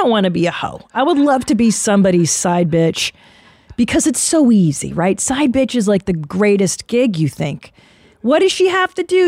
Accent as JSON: {"language": "English", "country": "United States", "said": "we're American"}